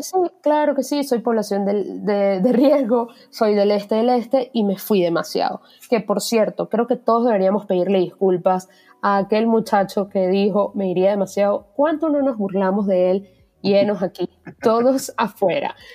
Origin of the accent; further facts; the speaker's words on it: Venezuela; moved away; yo viví en una urbanización con una cancha